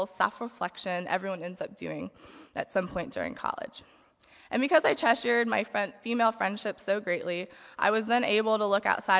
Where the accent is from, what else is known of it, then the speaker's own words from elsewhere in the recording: Harrisonburg, Virginia, United States; moved away as an adult; now in Goshen, United States; I grew up in Harrisonburg, Virginia